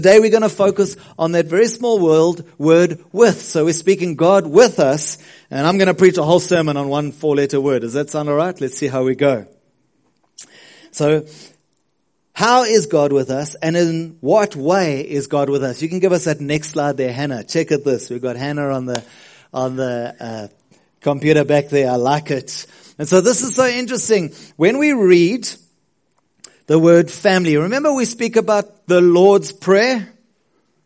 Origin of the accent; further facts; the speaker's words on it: South Africa; as a South African